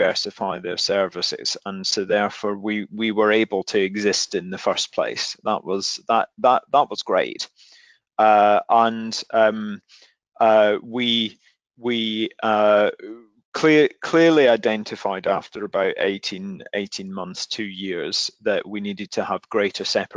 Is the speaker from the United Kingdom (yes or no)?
yes; Glasgow, Scotland, United Kingdom; I grew up in Glasgow